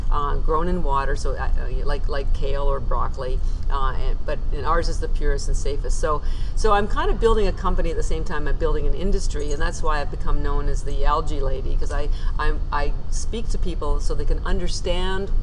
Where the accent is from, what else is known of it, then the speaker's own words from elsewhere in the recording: Canada; moved away as an adult; now in Boston, United States; I'm actually Canadian, I live in Boston and have for 30 years